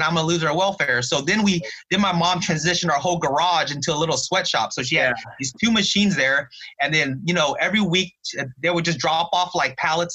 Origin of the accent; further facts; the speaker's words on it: Santa Ana, California, United States; growing up in Santa Ana, I was just used to always being, you know, just pretty much used to being the only Vietnamese kid